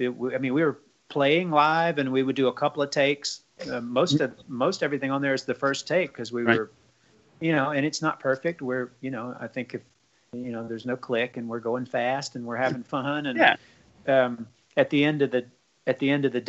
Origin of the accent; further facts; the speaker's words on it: the South, United States; growing up in the South, Southern rock and roll music was omnipresent